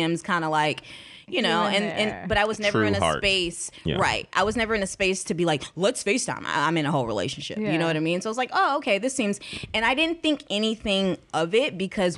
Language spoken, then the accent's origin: English; Houston, Texas, United States; we are from the same city, which is Houston